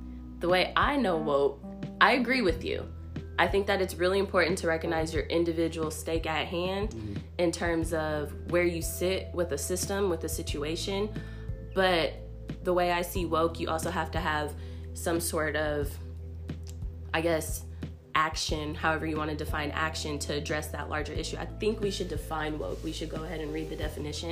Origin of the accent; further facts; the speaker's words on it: Portland, Oregon, United States; now in Nashville, United States; I'm not from Nashville. I'm from Portland.